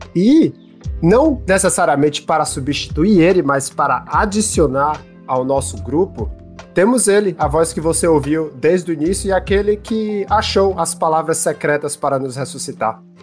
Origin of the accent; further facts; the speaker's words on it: Brazil; now in Canada; saudade da minha terrinha